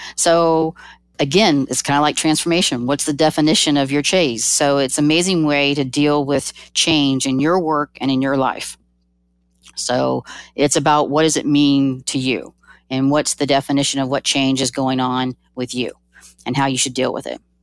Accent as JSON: {"language": "English", "region": "Georgia", "country": "United States", "said": "I'm from Georgia"}